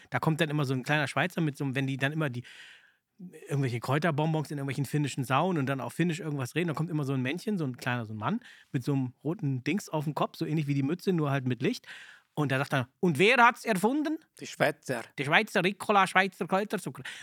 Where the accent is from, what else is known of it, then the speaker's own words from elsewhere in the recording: Czechia; ich komme ja aus der Tschechoslowakei mhm. und da gab es keinen Weihnachtsmann.